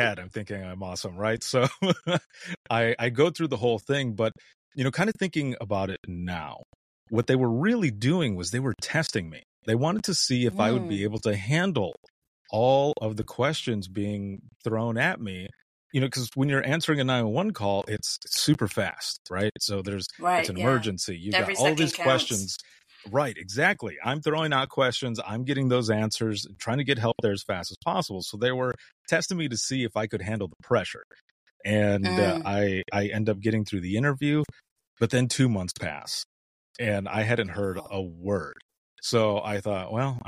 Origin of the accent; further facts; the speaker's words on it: Southwest Michigan, United States; moved away as an adult; also born or lived in Central Florida; I left home, left my home state rather, of Southwest Michigan